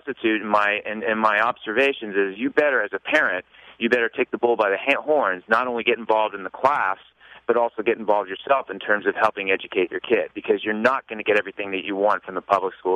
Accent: Los Altos, California, United States; I grew up in Los Altos

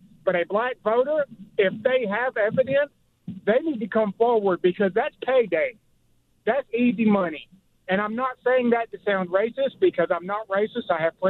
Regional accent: the South, United States; I am a Caucasian male. I grew up in the South my entire life.

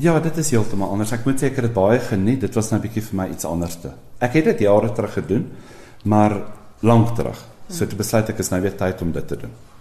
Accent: Vanderbijlpark, Gauteng, South Africa; Ek kom van van 'n bylpark af, so 'n uur se ry van Johannesburg af by die Vaalrivier. Ek het daar skool gegaan en gematrikuleer by die Hoërskool Transvaalia

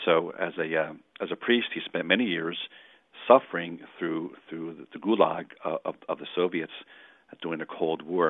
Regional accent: Philadelphia, Pennsylvania, United States; I'm a Philadelphian by birth

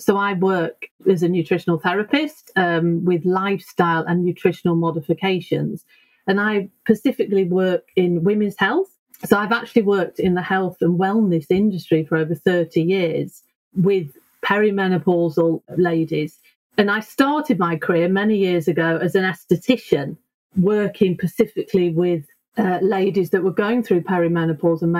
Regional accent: United Kingdom; moved away as an adult; now in Sweden; I'm actually British.

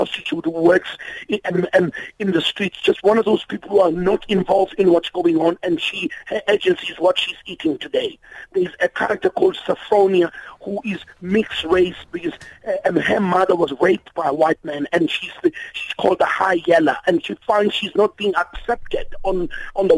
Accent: South Africa; as South Africans

